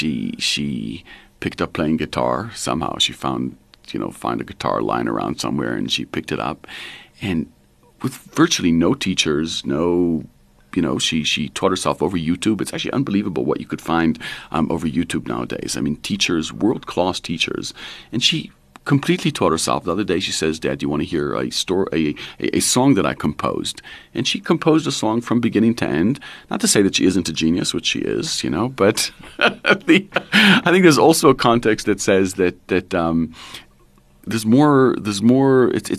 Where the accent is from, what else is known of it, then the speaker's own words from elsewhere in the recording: Israel; moved away; So I grew up in Israel, and my parents moved there when I was 19.